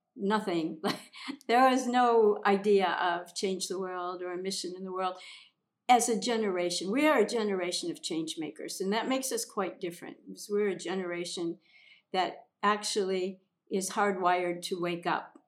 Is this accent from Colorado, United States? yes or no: no; Minnesota, United States; also born or lived in The Hamptons, New York; now in Bali, Indonesia; I came here from living in the Hamptons, but I grew up in Minnesota.